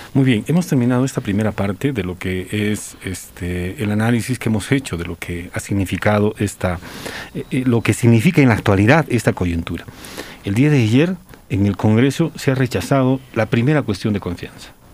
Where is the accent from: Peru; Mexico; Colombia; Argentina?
Peru; Yo soy peruano y yo no voy a dejar de ser peruano